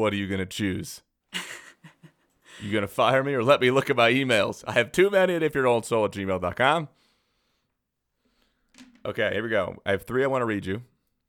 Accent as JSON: {"language": "English", "town": "Aurora", "region": "Colorado", "country": "United States", "tie": "born or raised there", "said": "I grew up in Aurora, which is next to Denver."}